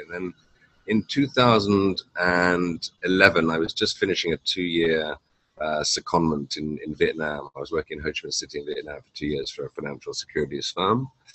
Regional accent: Hampshire, South East England, United Kingdom; moved away as an adult; also born or lived in New York / London; now in Canggu, Indonesia; I was born and raised in Hampshire in the south of England.

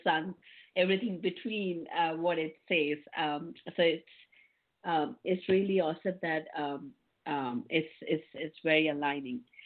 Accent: India; I was born in India, um, and uh, I was born in a very humble family

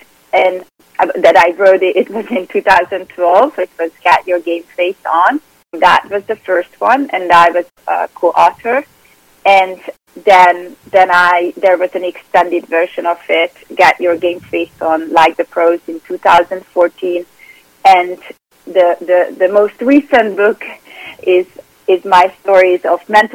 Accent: Budapest, Hungary; English is a second language; moved away as an adult; now in New York, United States; So I'm originally from Hungary, from Budapest. And I grew up there

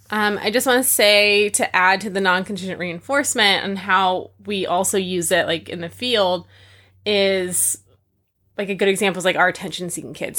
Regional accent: California, United States; moved away; I grew up in California, twenty minutes from Disneyland

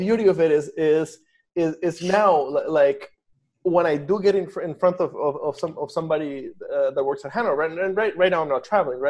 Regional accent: Costa Rica; I grew up in Costa Rica, but I like to say that I'm Iowan.

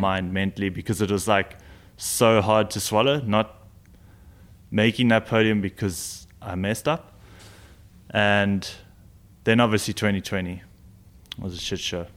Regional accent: South Africa; being a South African

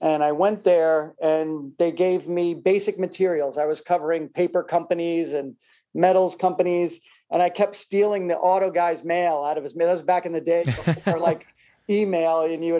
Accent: New York City, New York, United States; also born or lived in Long Island / New Hampshire / Texas / Florida; now in New Jersey, United States; I am from Queens, New York.

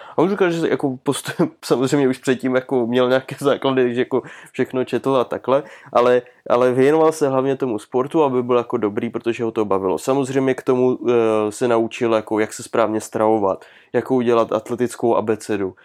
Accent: Czechia; u nás v Čechách

